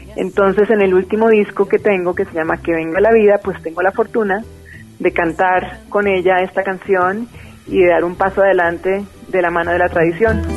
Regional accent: Bogotá, Colombia; Yo nací en, en, en Bogotá, aunque mi familia es paisa.

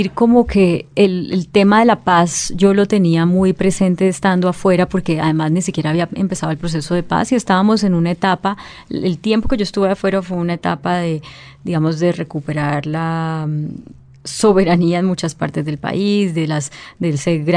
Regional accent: Cali, Valle del Cauca, Colombia; moved away as an adult; also born or lived in Palmira / Atlanta; yo soy del Valle del Cauca

